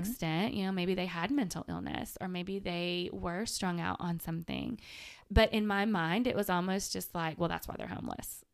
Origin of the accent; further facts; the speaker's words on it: Manchester, Tennessee, United States; moved away as an adult; also born or lived in Chattanooga; now in Murfreesboro, United States; I'm from Manchester, so Murfreesboro and Nashville are not that far away